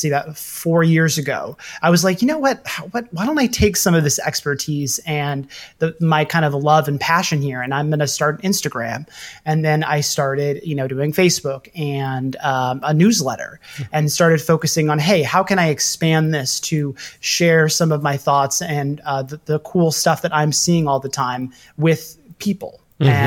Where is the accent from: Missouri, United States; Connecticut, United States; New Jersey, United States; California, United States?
Missouri, United States; Kansas City; moved away as an adult; now in New York, United States; I grew up in Kansas City, Missouri, which is one of the quintessential barbecue towns.